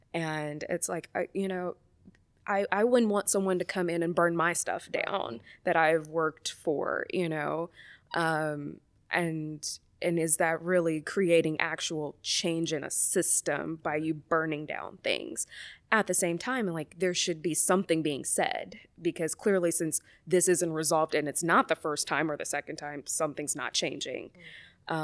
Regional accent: the South, United States; maybe it is because I'm from the South and like it's not a new thing.

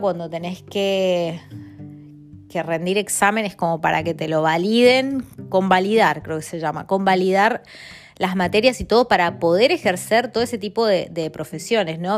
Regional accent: Mendoza, Argentina; moved away as an adult; also born or lived in Italy / Spain / Buenos Aires; now in London, United Kingdom; soy de Argentina, de Mendoza y vivo en Londres

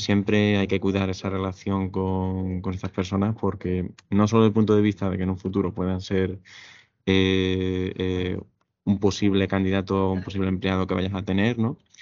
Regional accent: Seville, Andalusia, Spain; yo soy soy de Sevilla

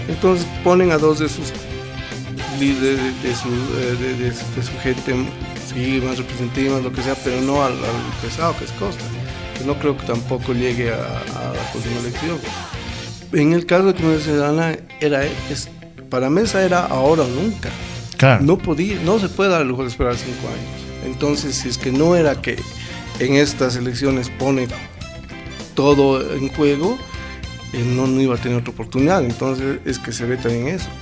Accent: Bolivia; Somos bolivianos

